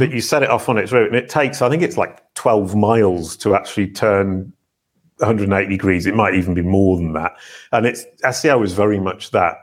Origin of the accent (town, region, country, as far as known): Yorkshire moors, north of England, Yorkshire and the Humber, United Kingdom; born or raised there